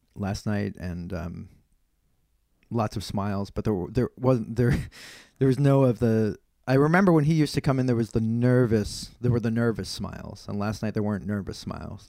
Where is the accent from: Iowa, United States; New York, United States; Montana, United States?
New York, United States; I'm from New York and not, I'm from the United States